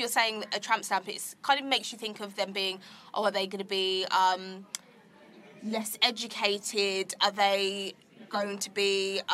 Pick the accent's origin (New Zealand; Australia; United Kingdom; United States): United Kingdom; Croydon, London; I'm from Croydon.